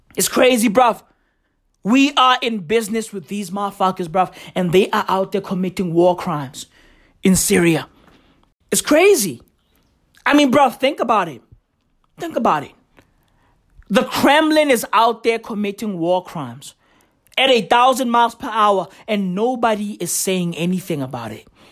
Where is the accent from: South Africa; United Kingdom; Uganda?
South Africa; I'm South African.